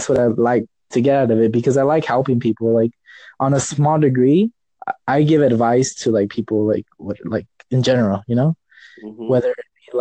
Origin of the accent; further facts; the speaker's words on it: Los Angeles, California, United States; I'm from California, Los Angeles